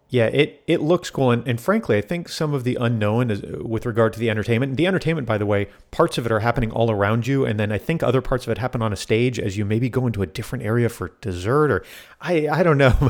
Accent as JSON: {"language": "English", "region": "South Florida", "country": "United States", "tie": "born or raised there", "said": "I grew up in South Florida"}